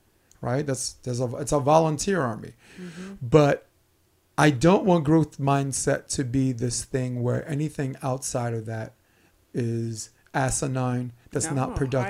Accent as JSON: {"language": "English", "town": "Brooklyn", "region": "New York", "country": "United States", "said": "I'm from Flatbush Avenue."}